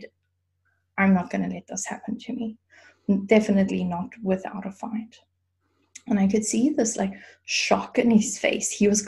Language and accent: English; South Africa; moved away as an adult; now in Germany; I grew up in South Africa